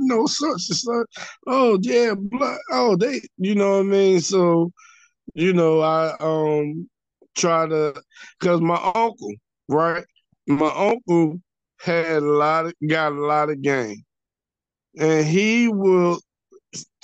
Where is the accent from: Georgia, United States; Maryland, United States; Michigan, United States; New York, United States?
Georgia, United States; Atlanta; I grew up in Atlanta.